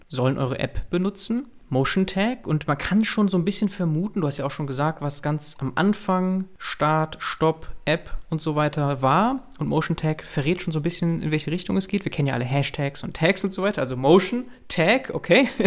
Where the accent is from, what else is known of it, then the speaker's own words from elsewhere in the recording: Münster, North Rhine-Westphalia, Germany; Als Münsteraner und vor allem Fahrradfahrer